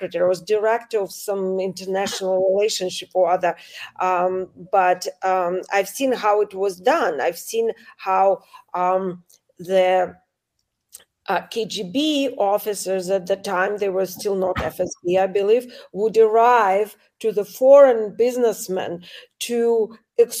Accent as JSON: {"language": "English", "region": "Saint Petersburg", "country": "Russia", "moved": "yes", "said": "I come from St. Petersburg, Russia. I come from Putin's town"}